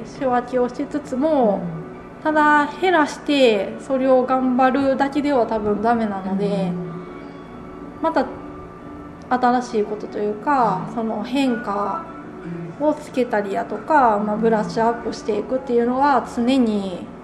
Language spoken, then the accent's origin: Japanese; Konan, Shiga, Japan; also born or lived in United States; 自分が生まれ育った場所